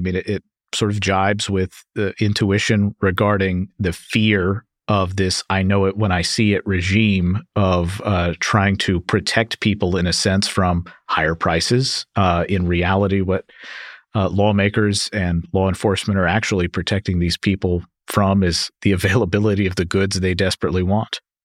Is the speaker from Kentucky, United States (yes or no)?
yes; Kentucky, United States; I am from Kentucky